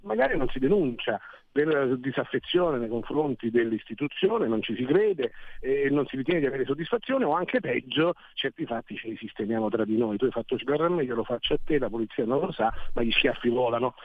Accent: Naples, Campania, Italy; now in Milan, Italy; io vengo da Napoli

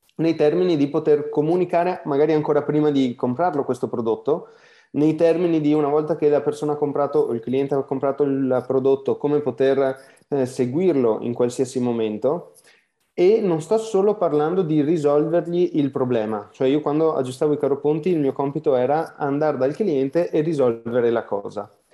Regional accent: Veneto, Italy; dall'accento non si capisce, ma sono veneto

